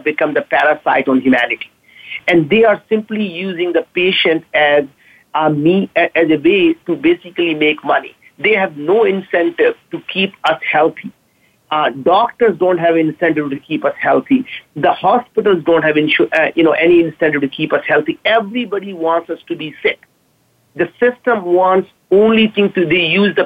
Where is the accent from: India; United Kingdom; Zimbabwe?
India; now in Seattle, United States; being an Indian immigrant, I can't pronounce V right